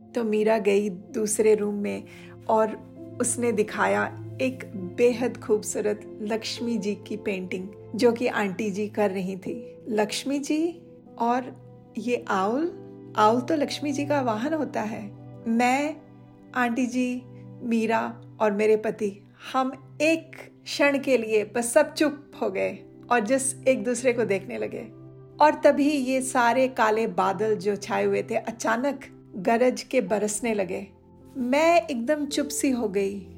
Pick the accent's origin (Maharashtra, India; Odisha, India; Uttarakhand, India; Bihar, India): Odisha, India; moved away as an adult; now in United States; originally Orissa की निवासी हूँ तीस सालों से यूएस को मैंने अपना कर्म भूमि चुना है